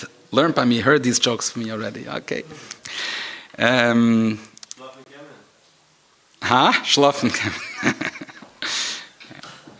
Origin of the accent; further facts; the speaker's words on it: Switzerland; moved away; I come from Switzerland